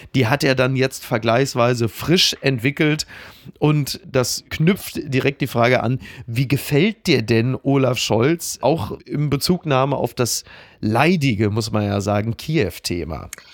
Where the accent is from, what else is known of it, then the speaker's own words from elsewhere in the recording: Ruhr area, North Rhine-Westphalia, Germany; ich komme aus dem Ruhrgebiet